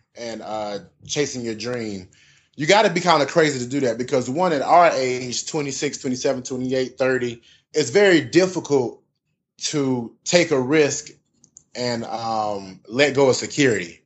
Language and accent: English; Southern Pines, North Carolina, United States; born and raised from North Carolina, a place called Southern Pines, which is outside of Fayetteville